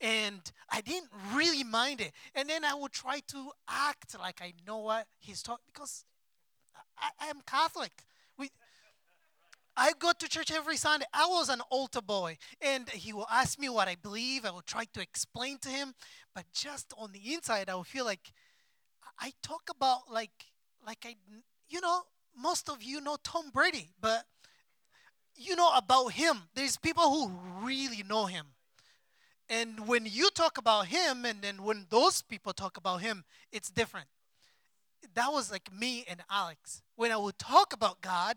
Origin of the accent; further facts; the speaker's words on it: Rwanda; moved away as an adult; also born or lived in Democratic Republic of Congo / Indonesia; now in United States; I was born in Democratic Republic of Congo, and then I was a baby. We moved to Rwanda because of war. I grew up in there in a refugee camp until I turned 20 years old, and then we came here in America